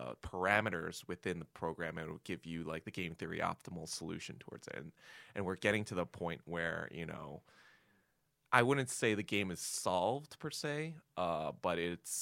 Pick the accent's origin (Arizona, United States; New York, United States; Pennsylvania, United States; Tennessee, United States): New York, United States; Hartsdale; born or raised there; also born or lived in Yonkers, New York